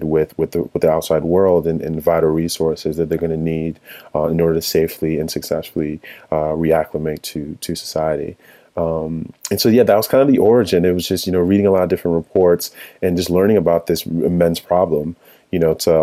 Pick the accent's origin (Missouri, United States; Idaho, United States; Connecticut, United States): Connecticut, United States; also born or lived in Chicago, Illinois / Nigeria; my family moved to Connecticut, where we've lived